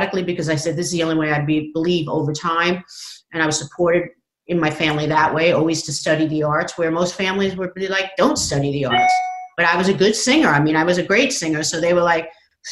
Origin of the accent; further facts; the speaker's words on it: Long Island, New York, United States; I grew up on Long Island